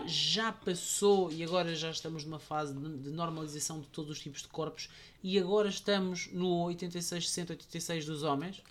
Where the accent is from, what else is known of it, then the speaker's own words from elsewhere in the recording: Portugal; eu vinha de Portugal com aquele preconceito